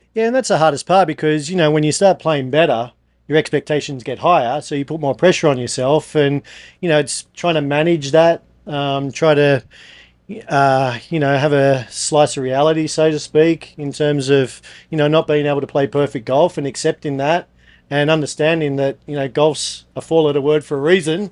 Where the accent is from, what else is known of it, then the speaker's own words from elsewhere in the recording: Australia; I'm obviously from Australia